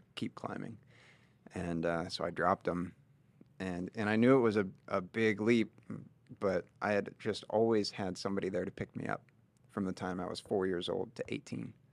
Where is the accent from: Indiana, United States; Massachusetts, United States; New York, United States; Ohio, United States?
Indiana, United States; Linton; grew up in the small town of Linton, Indiana